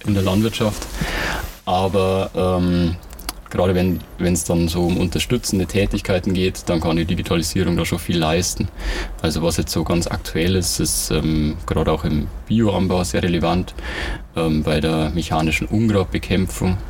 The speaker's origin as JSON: {"language": "German", "town": "Ingolstadt", "region": "Bavaria", "country": "Germany", "tie": "born or raised there", "said": "ich komme aus Ingolstadt, bin hier geboren und aufgewachsen"}